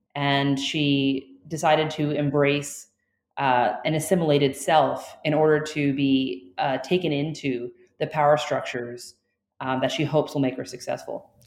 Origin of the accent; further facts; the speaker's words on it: Florida, United States; When I was born, I was born in Florida, and I am a part of a Cuban American family on one side